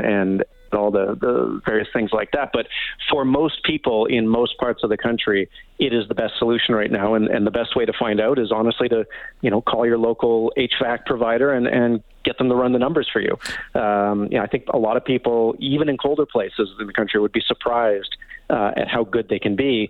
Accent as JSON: {"language": "English", "town": "Vancouver", "region": "British Columbia", "country": "Canada", "tie": "born or raised there", "said": "I grew up in Vancouver"}